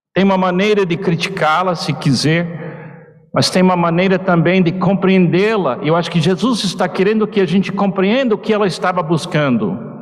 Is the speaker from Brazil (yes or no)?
no; United States; Portuguese is a second language; now in Portugal; eu como americano